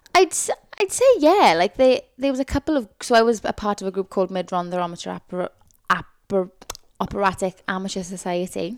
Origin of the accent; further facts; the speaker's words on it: Tonypandy, Wales, United Kingdom; moved away; I'm from Tonopah-Andy, which is a place in the South Wales Valleys, where I loved, I love growing up there